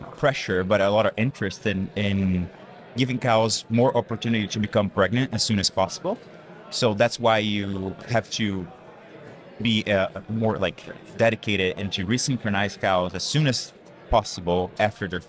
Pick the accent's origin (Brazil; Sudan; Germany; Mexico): Brazil; Central-West Brazil; moved away as an adult; now in United States; I'm originally from Brazil, Middle West region of Brazil